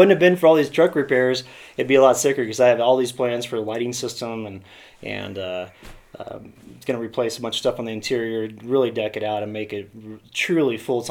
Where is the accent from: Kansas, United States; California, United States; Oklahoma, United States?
Kansas, United States; moved away; also born or lived in Colorado; from Kansas originally. Came out to Colorado in 1998